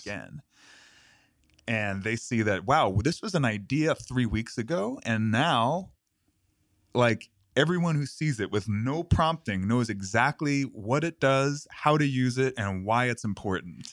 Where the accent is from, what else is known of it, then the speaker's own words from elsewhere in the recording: New York City, New York, United States; And I grew up in New York City. I grew up in Queens